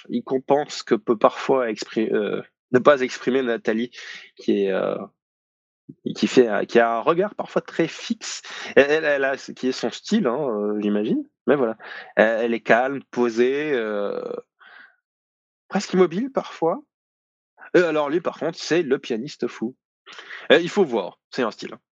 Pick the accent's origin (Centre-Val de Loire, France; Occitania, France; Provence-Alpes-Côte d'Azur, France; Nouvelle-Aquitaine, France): Provence-Alpes-Côte d'Azur, France; accent: southern French; pas tellement l'accent du sud, mais c'est là d'où je viens.